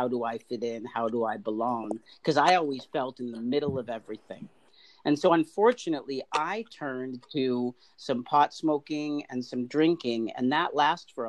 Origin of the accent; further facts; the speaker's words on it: Boston, Massachusetts, United States; also born or lived in India / St. Louis; I grew up in Boston, Massachusetts